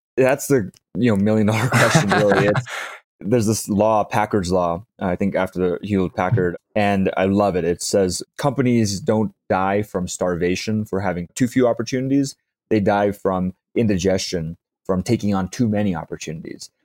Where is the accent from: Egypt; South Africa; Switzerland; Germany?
South Africa; I grew up in South Africa